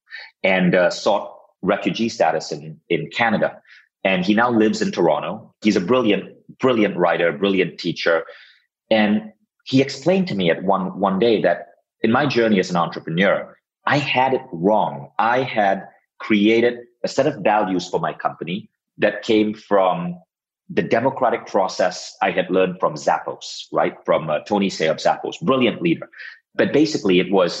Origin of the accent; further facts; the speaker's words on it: Malaysia; moved away as an adult; also born or lived in United States; now in Estonia; I had to move back to my home country, Malaysia, build my company, Mind Valley, in Malaysia.